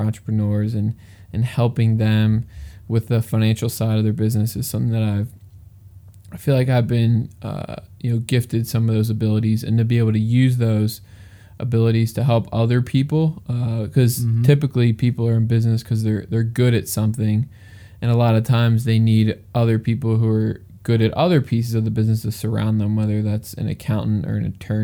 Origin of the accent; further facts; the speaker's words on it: outside of Philadelphia, Pennsylvania, United States; I grew up in Pennsylvania. I grew up like 15 minutes outside of Philadelphia, and now I'm live about an hour outside of Philadelphia